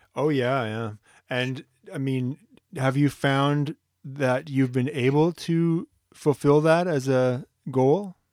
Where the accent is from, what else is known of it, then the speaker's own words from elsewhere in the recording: Ottawa, Ontario, Canada; moved away; I'm from Ottawa